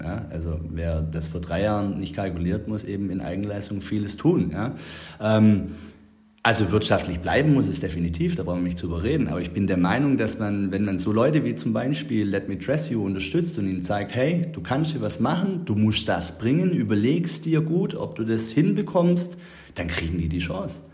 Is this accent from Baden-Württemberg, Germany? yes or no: yes; Herrenberg, Baden-Württemberg, Germany; wir sind Herrenberger Stadtkinder. Ich meine, wir sind in der Altstadt aufgewachsen